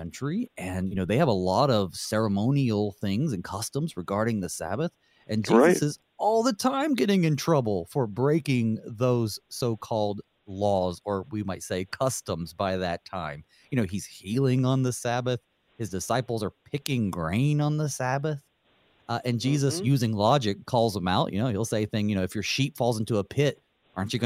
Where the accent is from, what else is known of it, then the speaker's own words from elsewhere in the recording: the South, United States; I grew up down south and we had the blue laws too